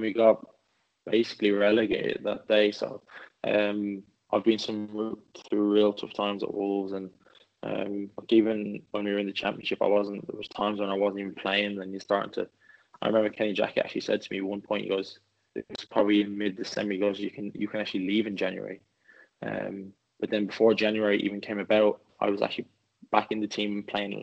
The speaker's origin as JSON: {"language": "English", "town": "Swords", "region": "Leinster", "country": "Ireland", "tie": "born or raised there", "also_born_or_lived": "Dublin", "moved": "yes", "lives_now": "England", "said": "I'm from Swords. My family still lives there now"}